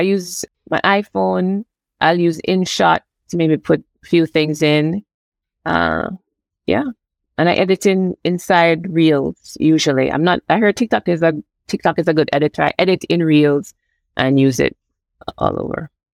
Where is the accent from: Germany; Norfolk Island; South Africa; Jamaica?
Jamaica; now in Canada; I'm from Jamaica